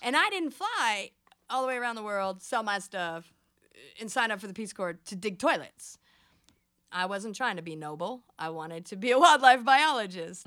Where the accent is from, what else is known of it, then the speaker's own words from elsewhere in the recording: United States; I'm American